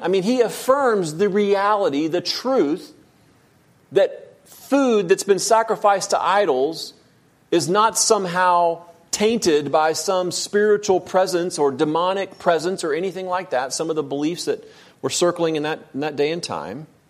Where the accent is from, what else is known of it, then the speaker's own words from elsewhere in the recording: United States; I'm an American